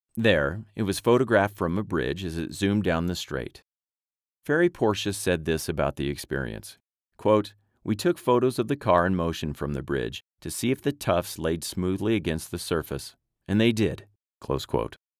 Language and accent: English; United States; I am American